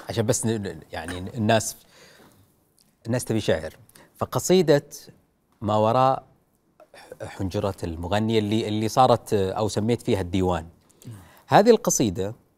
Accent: Saudi Arabia; عندنا في السعوديه

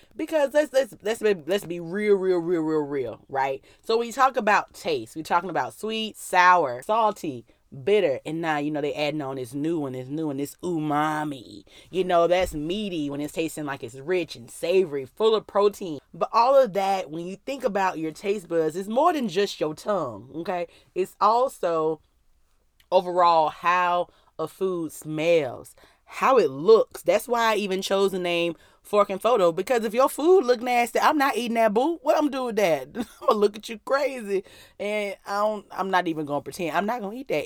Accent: Mobile, Alabama, United States; I was born in Mobile, Alabama

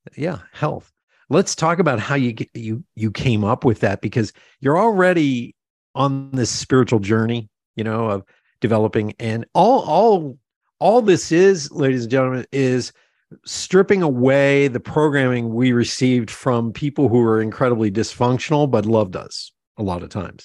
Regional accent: Pennsylvania Dutch area, United States; we're both from Pennsylvania. We're from that, you know, that, uh, Pennsylvania Dutch area

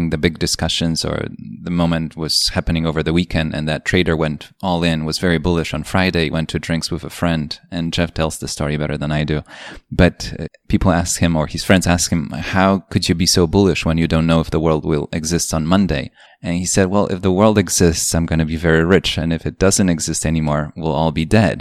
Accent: Poland; now in United States; I grew up in Poland, and it was a communist country when I was a kid until I was 10

